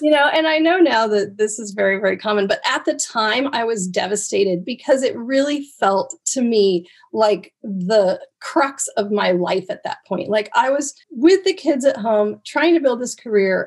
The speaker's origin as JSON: {"language": "English", "region": "Oregon coast", "country": "United States", "tie": "born or raised there", "said": "growing up on the Oregon coast"}